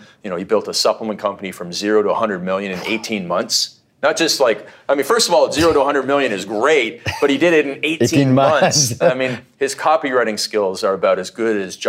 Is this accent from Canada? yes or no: yes; Canada; when I was growing up in Canada